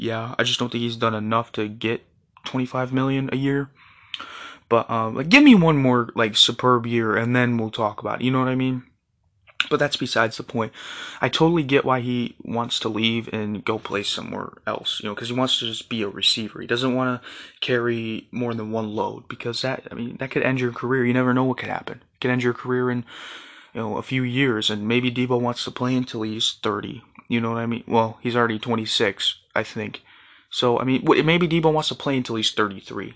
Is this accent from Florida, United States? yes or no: no; Michigan, United States; in Detroit, so, in my home state